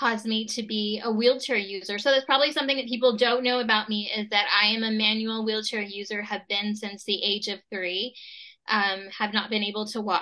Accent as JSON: {"language": "English", "town": "Tucson", "region": "Arizona", "country": "United States", "tie": "born or raised there", "said": "I'm from Tucson, Arizona, was born and raised here"}